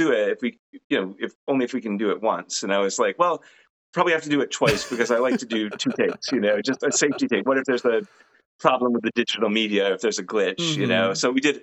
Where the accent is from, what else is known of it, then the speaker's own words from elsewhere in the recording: Rhode Island, United States; When I was growing up in Rhode Island, Crandall House was the name of the place that was creepy.